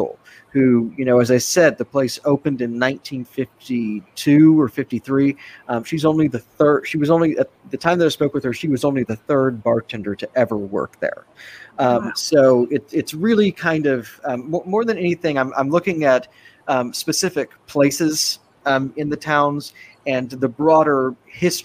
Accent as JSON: {"language": "English", "town": "Austin", "region": "Texas", "country": "United States", "tie": "born or raised there", "said": "my hometown of Austin, it's changed immeasurably since I was a kid"}